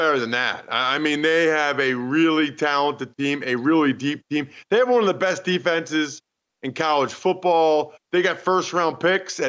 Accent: Reading, Pennsylvania, United States; I'm from Reading, Pennsylvania

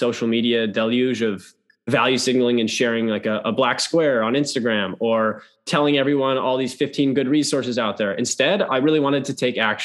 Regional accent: Minneapolis, Minnesota, United States; also born or lived in London; I'm from Minnesota, Minneapolis area

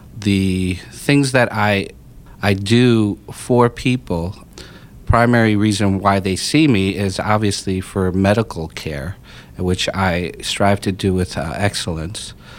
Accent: Pennsylvania, United States; I grew up in Pennsylvania most of my life

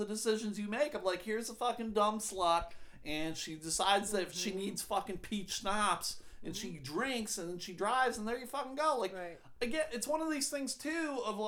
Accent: outside of Buffalo, New York, United States; I grew up outside of Buffalo.

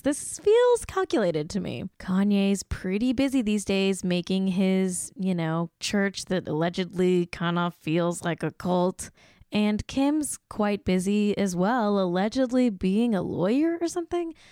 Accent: United States; I'm American

